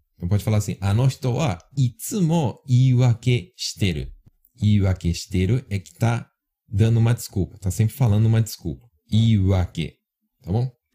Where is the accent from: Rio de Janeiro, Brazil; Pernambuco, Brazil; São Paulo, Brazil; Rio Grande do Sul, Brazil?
São Paulo, Brazil; moved away; Na minha terra fala cabular, né? Eu sou de São Paulo, fala cabular